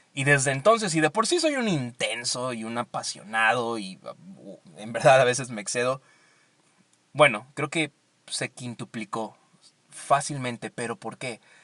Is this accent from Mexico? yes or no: yes; Veracruz, Mexico; moved away; yo soy veracruzano, así que siempre me encanta regresar al puerto